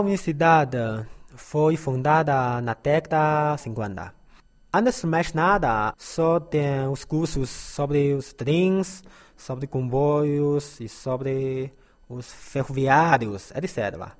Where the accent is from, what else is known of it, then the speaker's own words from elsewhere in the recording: Taiyuan, Shanxi, China; Portuguese is a second language; moved away as an adult; now in Lanzhou, China; Eu vou trabalhar no governo, como funcionário público, na minha terra natal, claro. A província de Shanxi, ah, na cidade de Taiyuan